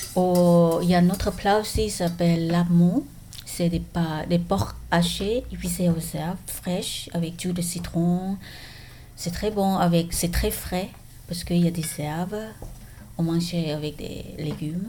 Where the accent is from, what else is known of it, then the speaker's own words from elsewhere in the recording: Bangkok, Thailand; French is a second language; moved away as an adult; now in Toulouse, France; je suis née à Bangkok. Je suis venue ici euh, il y a 13 ans, donc c'est 2007